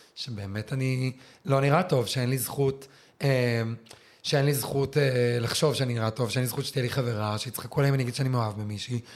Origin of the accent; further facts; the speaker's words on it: southern Israel, Israel; אצלנו בדרום